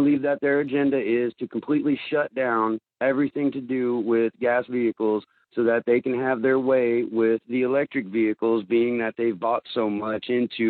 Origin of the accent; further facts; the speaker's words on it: Corpus Christi, Texas, United States; now in Minnesota, United States; I'm up here from Corpus Christi, Texas in Minnesota